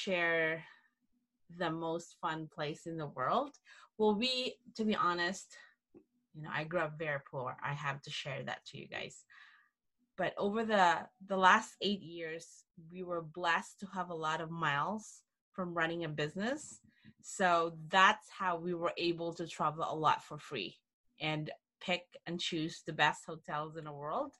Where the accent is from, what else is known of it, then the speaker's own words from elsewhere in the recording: Mindanao, Philippines; also born or lived in South Orange County, California; now in Orange County, United States; I grew up in the Philippines, in Mindanao